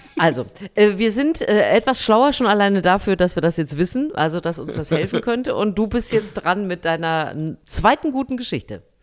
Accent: Thuringia, Germany; in Thüringen in meiner Kindheit auf dem Wäscheplatz meiner Mutter

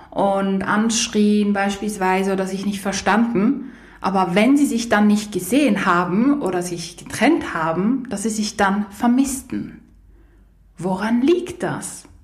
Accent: Poland; hatte ich eine Fernbeziehung mit jemandem aus Polen, aus meinem Heimatland.

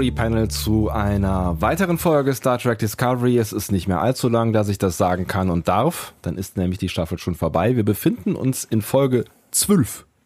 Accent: Rhineland, Germany; dass wir aus dem Rheinland kommen

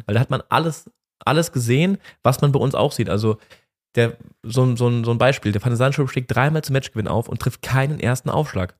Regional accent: Germany; wir als Deutsche

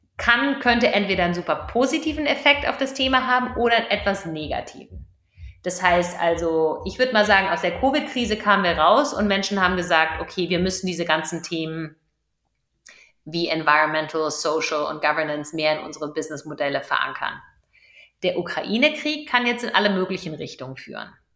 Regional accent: Germany; Wir als Deutsche, wir als Europäer

